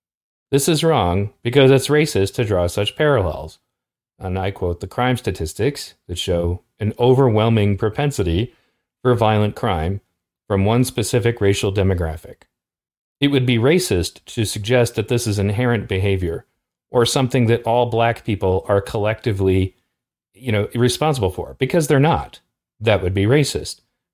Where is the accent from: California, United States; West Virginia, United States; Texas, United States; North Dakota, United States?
California, United States; I'm from California